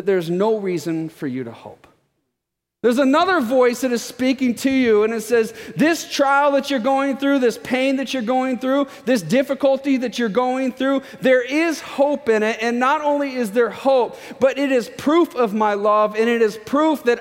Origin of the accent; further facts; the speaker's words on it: Florida, United States; moved away as an adult; we're from Florida. We lived in Florida a long time